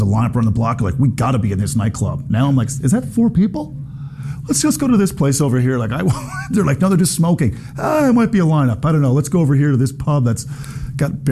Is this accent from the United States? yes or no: no; Corner Brook, Newfoundland and Labrador, Canada; moved away; my hometown of Corner Brook